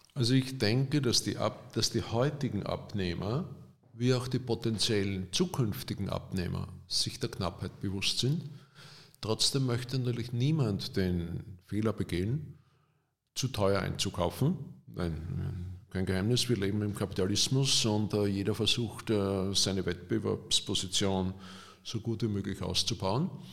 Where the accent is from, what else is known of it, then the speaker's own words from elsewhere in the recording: Austria; als Österreicher